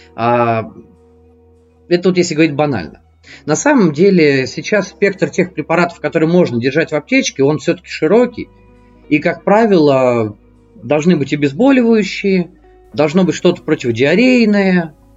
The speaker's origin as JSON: {"language": "Russian", "region": "Moscow", "country": "Russia", "also_born_or_lived": "Voronezh", "said": "мне 35, я из Москвы"}